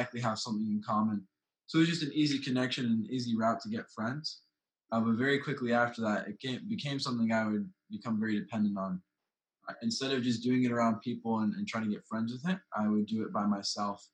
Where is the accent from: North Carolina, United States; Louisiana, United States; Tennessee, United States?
North Carolina, United States; High Point; I'm 17 years old and I'm from High Point, North Carolina